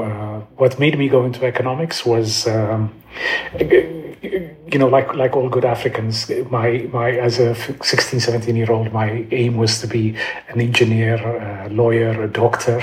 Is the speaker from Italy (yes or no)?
no; Addis Ababa, Ethiopia; moved away as an adult; also born or lived in London; I'm Ethiopian. Um, I grew up in Addis